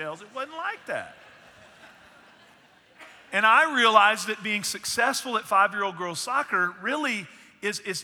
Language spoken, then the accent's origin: English; Northeast Texas, United States; I grew up in Northeast Texas